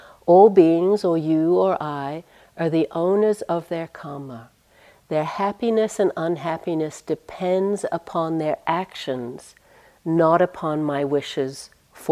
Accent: United States; accent: American; I have to use my American accent

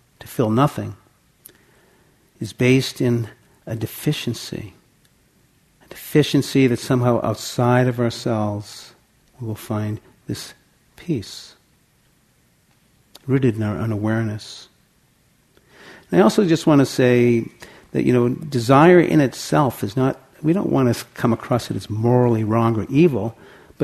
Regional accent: Santa Cruz, California, United States; my hometown in Santa Cruz

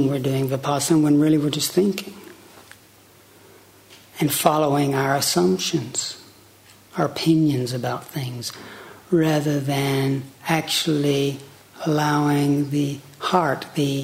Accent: Chattanooga, Tennessee, United States; I grew up on Lake Chickamauga, outside of Chattanooga, Tennessee

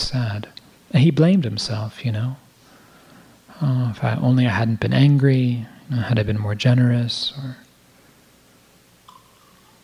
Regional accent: United States; I'm an American, white, Jewish man

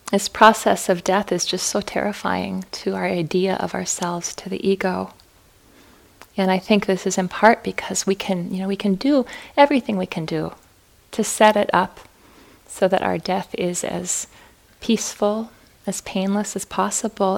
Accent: Fargo, North Dakota, United States; moved away; I was born and raised in Fargo

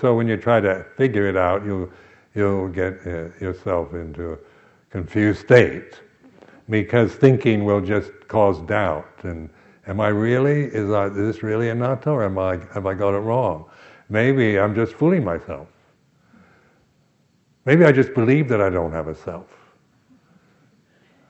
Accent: United States; I am American

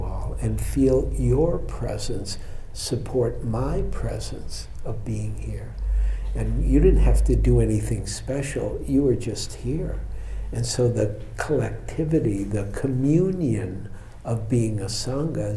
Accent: Detroit, Michigan, United States; now in San Francisco, United States; I'm from Detroit

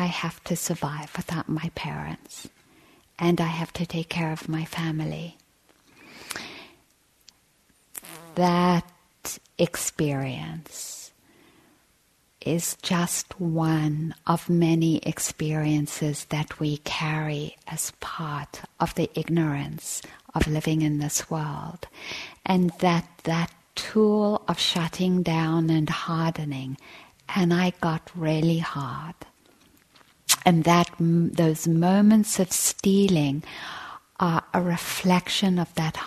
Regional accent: South Africa; I grew up in South Africa

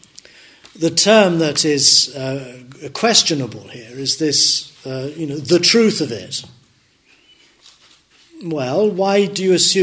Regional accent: Dundee, Scotland, United Kingdom; I was born in Dundee

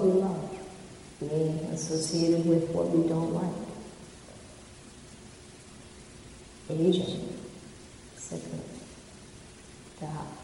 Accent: Indiana, United States; now in Mountain View, United States; the same state I grew up in Indiana.

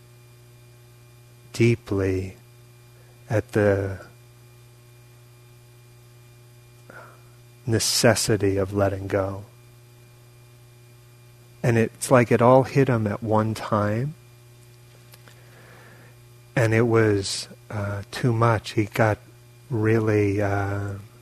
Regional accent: New York, United States; moved away; also born or lived in California; I grew up in New York, and I was in California at the time, but I grew up there.

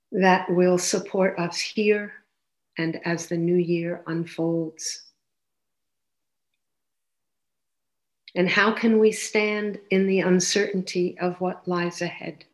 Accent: United States; moved away as an adult; now in Canada; I grew up in the States and I lived there till around 40, 41

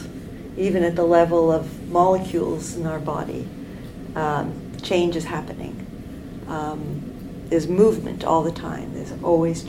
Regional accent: New York, United States; moved away as an adult; now in Canada; I grew up in New York

